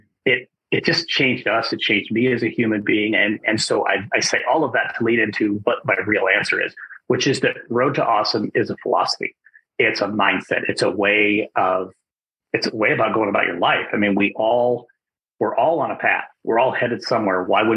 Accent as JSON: {"language": "English", "region": "Wyoming", "country": "United States", "said": "a good sized high school in my home state of Wyoming"}